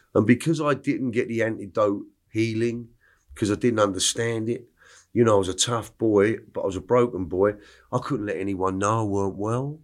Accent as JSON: {"language": "English", "town": "New Malden", "region": "London", "country": "United Kingdom", "tie": "born or raised there", "also_born_or_lived": "Clapham, London / Stockwell, London / Epsom, Surrey"}